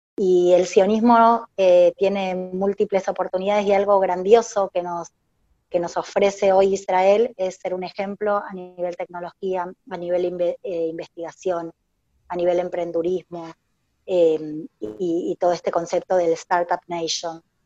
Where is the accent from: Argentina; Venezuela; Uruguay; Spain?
Argentina; now in Paraguay; todos estos años acá en Paraguay, porque yo originalmente soy de Argentina